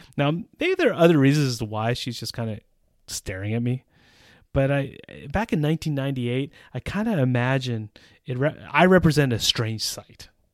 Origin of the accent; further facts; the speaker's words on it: northeastern United States, United States; moved away as an adult; now in Czech Republic; I grew up in a suburban context in the northeastern United States.